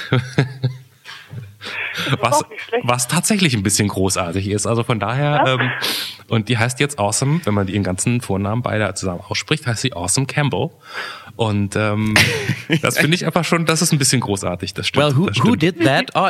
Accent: Kranenburg, North Rhine-Westphalia, Germany; born there; Ich wurde dann aber im St. Clemens Hospital geboren in Kranenburg.

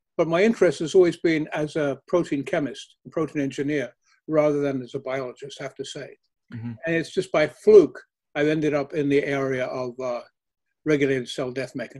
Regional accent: South Africa; moved away; also born or lived in United Kingdom; I was born in South Africa

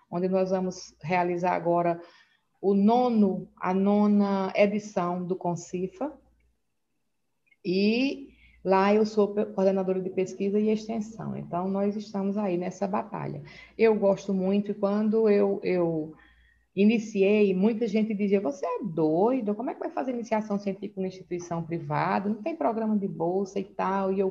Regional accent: Northeast Region, Brazil; now in Manaus, Brazil; Eu sou do Nordeste, eu moro aqui em Manaus já há 18 anos.

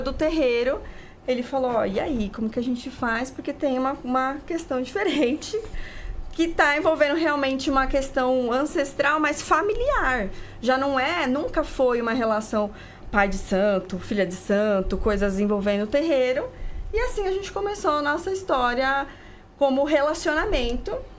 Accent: interior of Paraná, Brazil; now in São Paulo, Brazil; Nasci aqui em São Paulo, mas morei no interior do Paraná

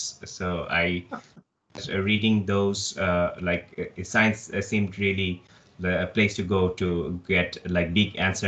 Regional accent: Dhaka, Dhaka Division, Bangladesh; also born or lived in Purdue, United States; I was born in Dhaka, which is the capital city of Bangladesh

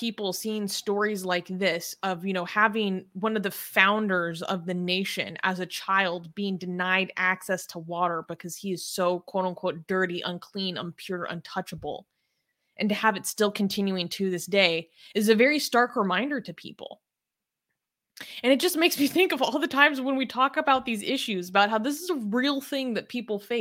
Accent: United States; I'm like white, I'm from America

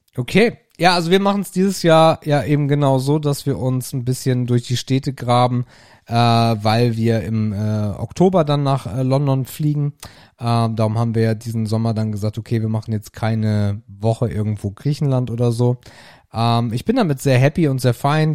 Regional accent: Northern Germany, Germany; in den Strandgebieten bei uns in Norddeutschland

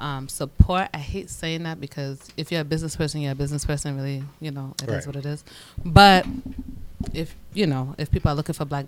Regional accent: Providence, Rhode Island, United States; I am from Providence, obviously.

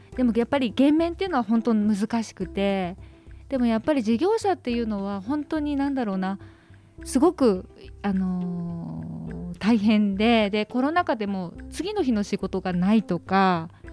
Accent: Tokyo, Japan; 東京北区神谷です。

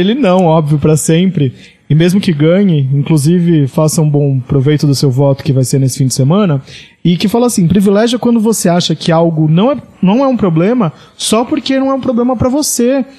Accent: Praia Grande, São Paulo, Brazil; also born or lived in Santos; eu sou de Santos, nasci em Santos, mas morei minha vida toda em Praia Grande, no litoral de São Paulo

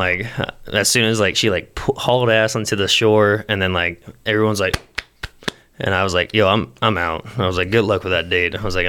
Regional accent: Alabama, United States; I'm from Alabama.

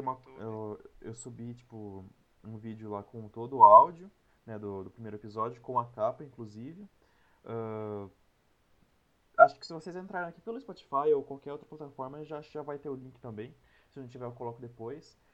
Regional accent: Piracicaba, São Paulo, Brazil; also born or lived in Saltinho / Bauru; eu nasci em Piracicaba, uhum. daí depois eu mudei para uma cidade que é do lado dela, uma cidade bem pequena, chama Saltinho

